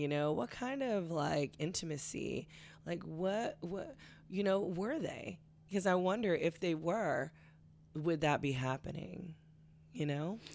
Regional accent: California, United States; I grew up in such a liberal culture, um, growing up in California

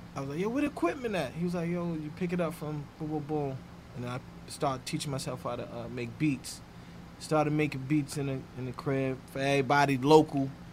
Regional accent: New York City, New York, United States; From Harlem World. Mm-hmm. Um, yeah. Grew up in Harlem

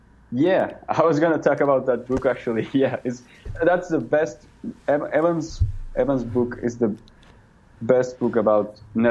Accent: Villavicencio, Meta, Colombia; now in Bogotá, Colombia

